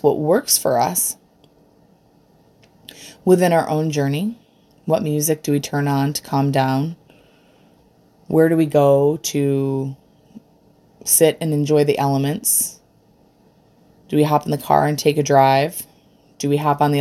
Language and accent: English; Rochester, New York, United States; I'm from Rochester, New York